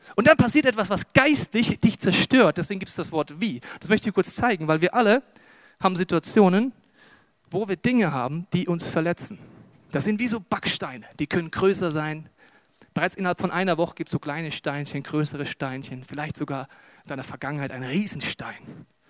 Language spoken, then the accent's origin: German; Germany; wir sind ja Deutsche